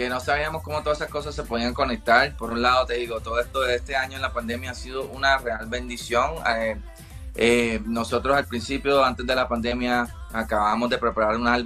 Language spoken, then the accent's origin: Spanish; Puerto Rico; Bueno, nosotros somos de Puerto Rico, nos conocemos desde chamaquitos en la isla